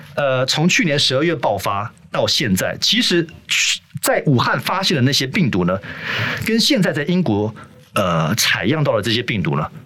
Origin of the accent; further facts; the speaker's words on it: Taiwan; also born or lived in Germany / United Kingdom / Tianmu, Taipei; 从德国回来台湾的时候八岁